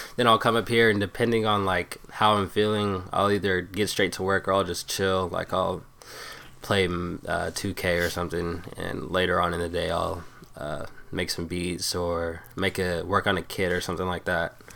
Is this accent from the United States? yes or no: yes; Tacoma, Washington, United States; it's Tacoma. It's like a, a suburb of Seattle pretty much, thirty minutes